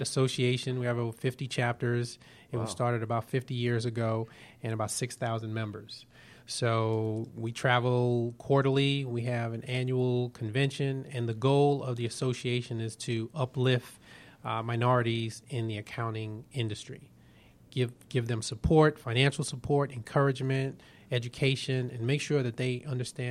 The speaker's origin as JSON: {"language": "English", "town": "New York City", "region": "New York", "country": "United States", "moved": "as an adult", "lives_now": "Atlanta, United States", "said": "I'm originally from Brooklyn, New York"}